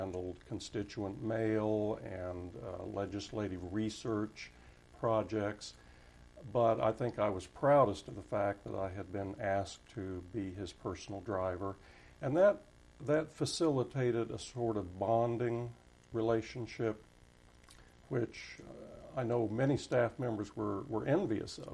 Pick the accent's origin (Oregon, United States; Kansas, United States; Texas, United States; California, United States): Kansas, United States; Wichita; moved away as an adult; also born or lived in Washington, D.C.; as a native Kansan from Wichita, born and raised in Wichita